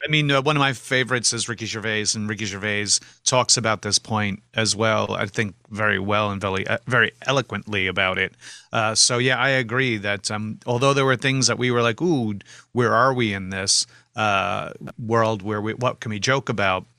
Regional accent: New York, United States; I was born in Manhattan in sixty-nine.

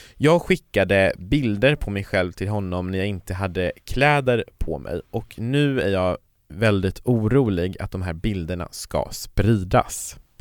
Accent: Kiruna, Norrbotten County, Sweden; jag kommer ju från Kiruna, och i Kiruna så fanns det ju inga såna här sammanhang.

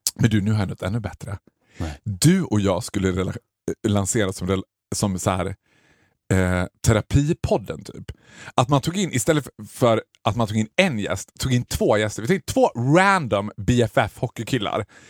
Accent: Borlänge, Dalarna County, Sweden; moved away; när jag var hemma i Borlänge

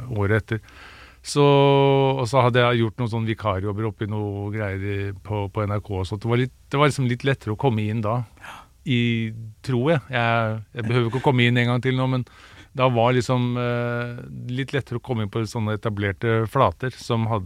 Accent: Sandefjord, Vestfold, Norway; also born or lived in United States; now in Oslo, Norway; Jeg er jo opprinnelig fra Sandefjord, men eh, var fast bestemt på at jeg måtte liksom slå meg opp og frem i Oslo

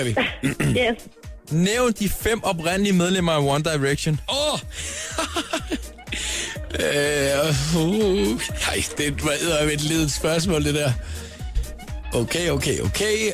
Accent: Southern Denmark, Denmark; Jeg er semi-jyd. Jeg er fynbo.

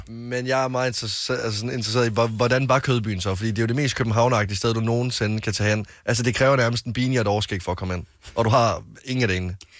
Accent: West Jutland, Denmark; moved away; en kro, vi har hjemme i Vestjylland

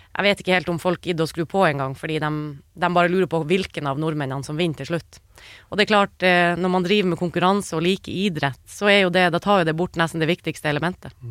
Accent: Norway

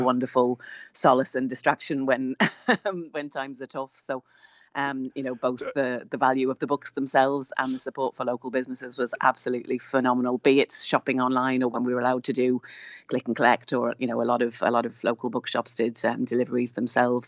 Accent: Ireland; we are Irish booksellers on the ground.

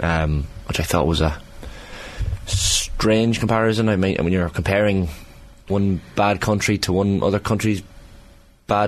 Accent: Monaghan, Ulster, Ireland; British government colluded to blow up my hometown of Monaghan in 1974.

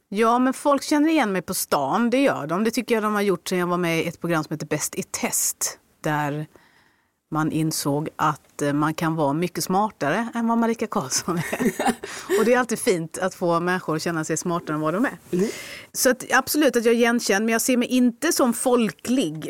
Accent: Skåne, Sweden; jag är en skåning.

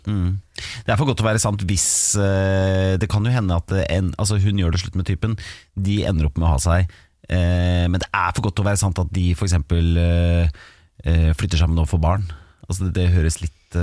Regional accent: Hamar, Innlandet, Norway; jeg er jo fra Hamar

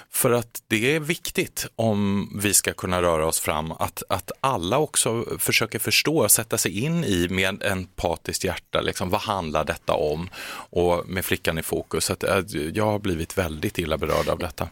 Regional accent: Kalmar, Kalmar County, Sweden; moved away; jag kommer ju från Kalmar från början, jag är född och uppvuxen där

